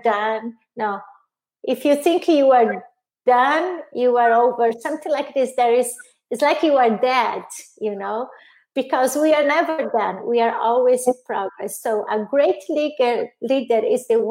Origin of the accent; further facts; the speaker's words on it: Brazil; English is a second language; moved away as an adult; also born or lived in Italy; now in United States; I'm original from Brazil, lived in Italy, and I've been here in the U.S. for 8 years now